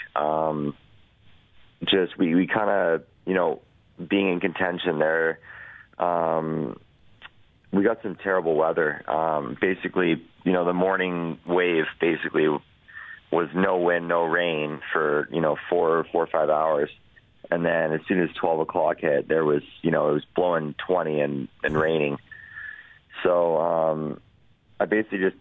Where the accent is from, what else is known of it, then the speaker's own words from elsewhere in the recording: Edmonton, Alberta, Canada; in my hometown